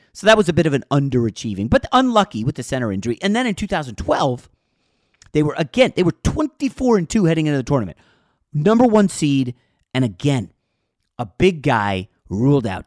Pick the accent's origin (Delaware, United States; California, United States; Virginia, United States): Virginia, United States; Northern; also born or lived in New York; now in Los Angeles, United States; When I was growing up in Northern Virginia